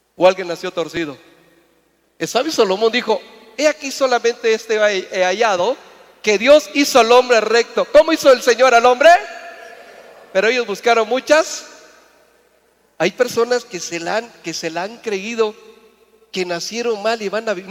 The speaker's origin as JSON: {"language": "Spanish", "town": "Mérida", "region": "Yucatán", "country": "Mexico", "moved": "yes", "said": "Yo vengo de Mérida, vengo de un lugar, una tierra lejana y me siento muy bendecido de ser yucateco"}